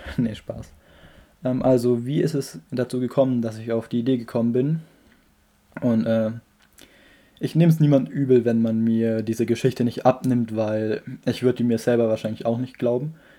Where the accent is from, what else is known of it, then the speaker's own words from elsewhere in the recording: Germany; wo ich herkomme, habe ich so Deutschland geschrieben